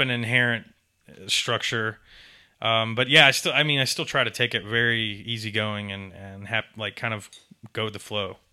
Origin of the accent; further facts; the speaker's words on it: Atlanta, Georgia, United States; born or raised there; also born or lived in Tampa, Florida / Augusta, Georgia / Statesboro, Georgia